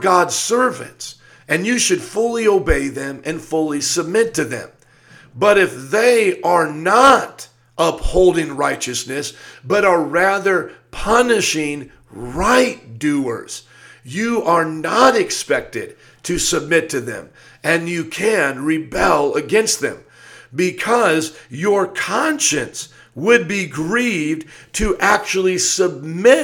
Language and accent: English; United States; as an American citizen